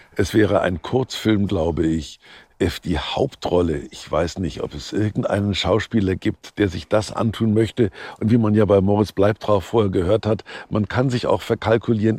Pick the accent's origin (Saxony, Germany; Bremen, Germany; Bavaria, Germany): Bavaria, Germany; Kulmbach; born or raised there